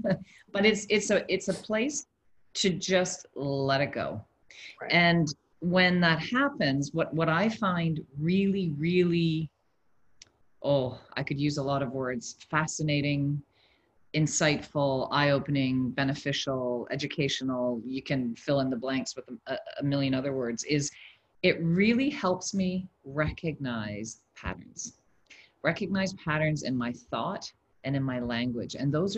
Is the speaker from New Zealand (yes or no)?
no; Canada; also born or lived in Switzerland; now in Dubai, United Arab Emirates; I am a Canadian currently transplanted in Dubai, and I've also lived in other countries around the world. Switzerland, I've lived in three African countries